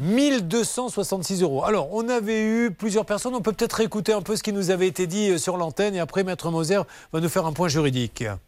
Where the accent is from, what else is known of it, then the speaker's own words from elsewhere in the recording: Bordeaux, Nouvelle-Aquitaine, France; accent: Bordeaux; J'ai un accent, un accent de Bordeaux